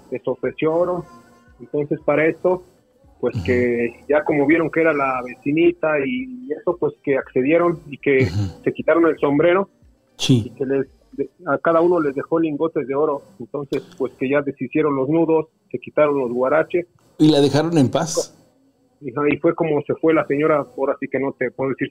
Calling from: Mexico City, Mexico; Sí, hablamos acá en Distrito Federal.

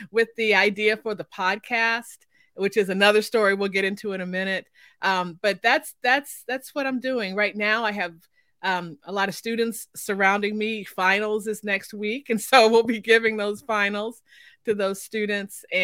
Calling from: Oklahoma, United States; I am coming from Oklahoma, in the middle of the state.

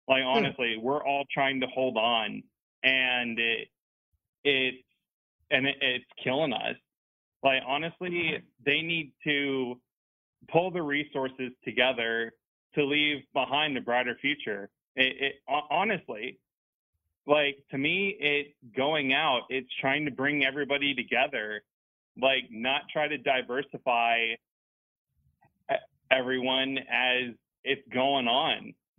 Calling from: Dallas, Texas, United States; from Dallas, Texas.

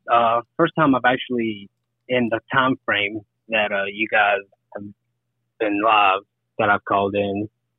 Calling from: Huntsville, Alabama, United States

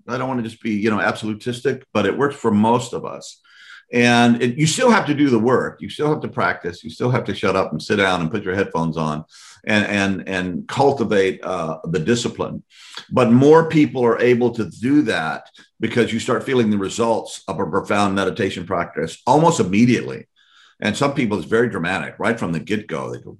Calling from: Louisiana, United States; I'm here, I'm speaking from Louisiana right now.

